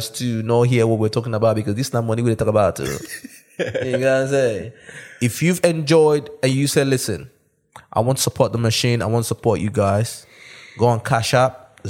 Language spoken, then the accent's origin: English; Nigeria; born there; I was born in Nigeria.